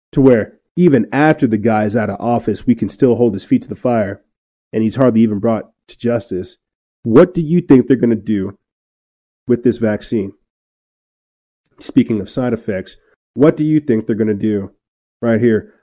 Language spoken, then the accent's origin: English; New Mexico, United States; moved away; my hometown up north in New Mexico